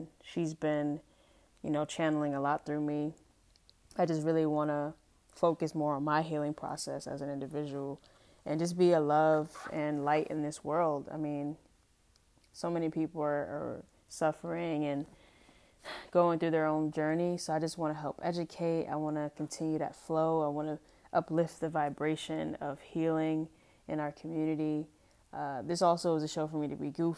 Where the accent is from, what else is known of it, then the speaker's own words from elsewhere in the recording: United States; as an adult growing up in America and obviously being Black, being African-American